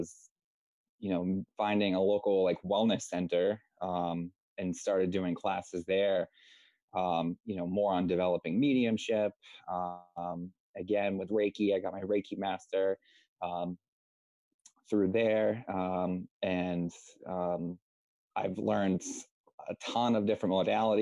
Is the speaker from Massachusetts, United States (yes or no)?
yes; South Shore, Massachusetts, United States; I'm from Massachusetts over in the United States, in like the South Shore area